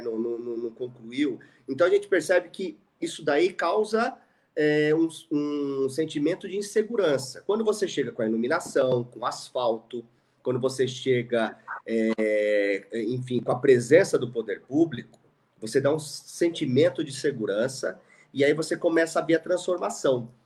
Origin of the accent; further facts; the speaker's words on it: Suzano, São Paulo, Brazil; eu morei no Parque Maria Helena e jogava bola na rua